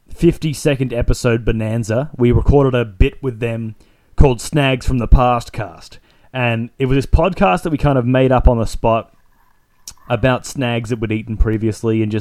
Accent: Zambia; Guess I've got a few good stories about growing up in Zambia.

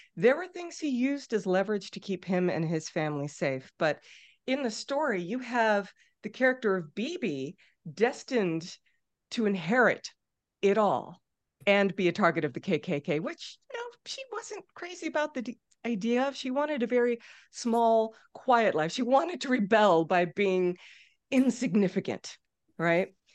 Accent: San Diego, California, United States; moved away as an adult; also born or lived in Minnesota; I grew up in San Diego

